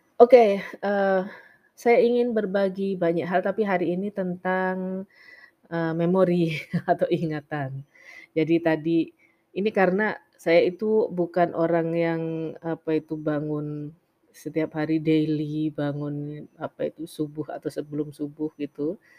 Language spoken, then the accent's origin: Indonesian; Java, Indonesia; saya juga wong Jawa